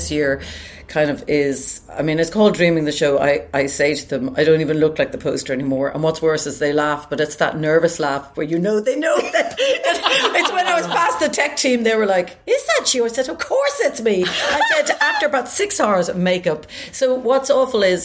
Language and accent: English; Ireland; I am an Irish singer, sometimes actress, and just living in Ireland still